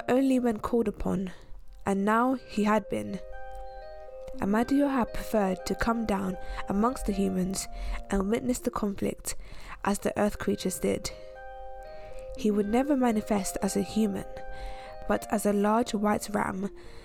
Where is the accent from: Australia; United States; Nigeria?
Nigeria; moved away; back home, as I'm Nigerian as well